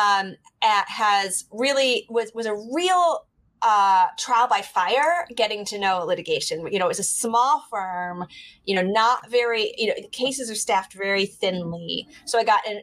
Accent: Michigan, United States; moved away as an adult; now in New York City, United States; You know, I'm from Michigan. I grew up in Michigan

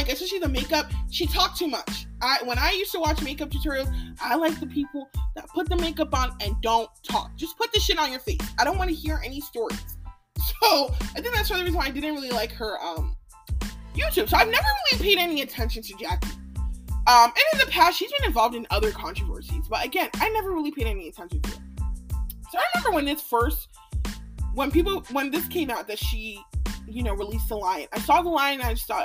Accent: Nigeria; now in United States

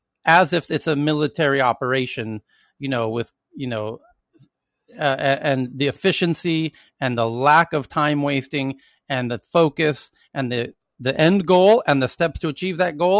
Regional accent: United States; moved away as an adult; now in Sweden; as an American working in Sweden, as I have now for nearly a decade

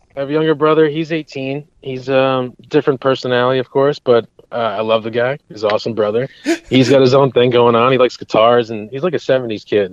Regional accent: Hudson Valley, New York, United States; I grew up in the Hudson Valley of, of the New York region. So I'm still I'm living here currently

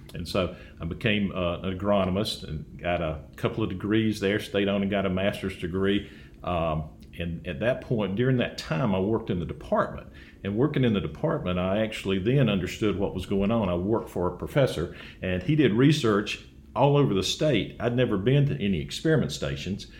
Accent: Dothan, Alabama, United States; I grew up in Dothan

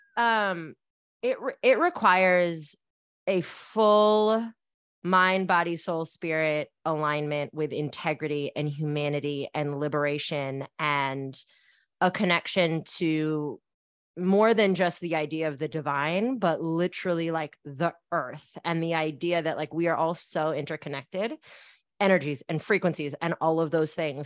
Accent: Bay Area, California, United States; I grew up in the Bay Area where that's not part of our music culture.

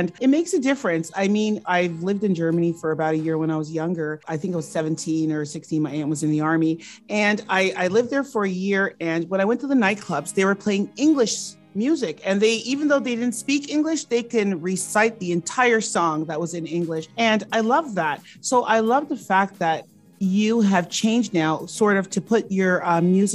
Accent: Toronto, Ontario, Canada; now in Newfoundland, Canada; growing up in Toronto and then moving to Newfoundland

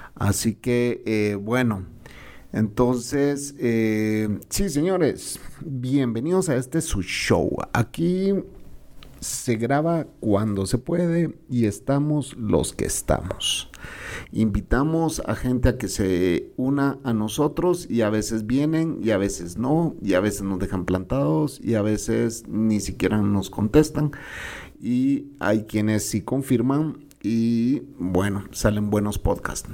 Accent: Guatemala; also born or lived in El Salvador

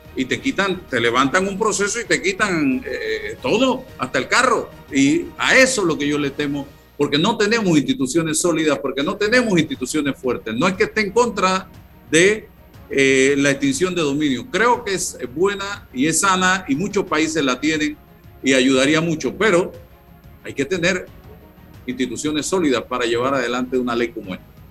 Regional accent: Panama; como panameño

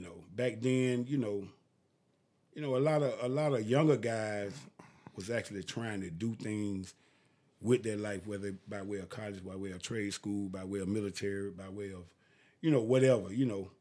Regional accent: Augusta, Georgia, United States; I'm from Augusta, Georgia. I went to Lucy Scrabble Lane High School.

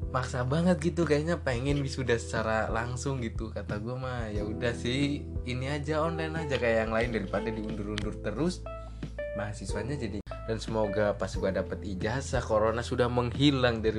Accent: Pekalongan, Central Java, Indonesia; Dan di episode pertama itu gue tuh pernah ngomong kalau gue tuh dari Jawa gitu ya, dari Pekalongan gitu.

